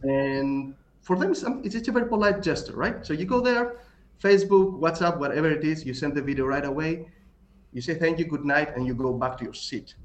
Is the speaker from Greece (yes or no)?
yes; Greece; accent: Greek; my Greek accent